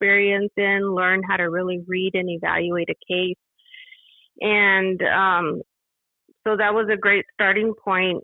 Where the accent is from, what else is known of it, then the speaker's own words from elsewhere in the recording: El Paso, Texas, United States; I was born and raised in El Paso